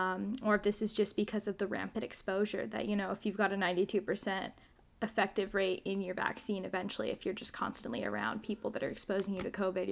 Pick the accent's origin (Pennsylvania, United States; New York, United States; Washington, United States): Washington, United States; Spokane; I'm from Spokane